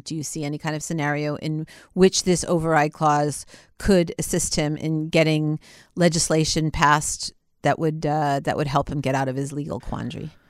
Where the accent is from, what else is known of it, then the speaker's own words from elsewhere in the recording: United States; now in Israel; being an American Israeli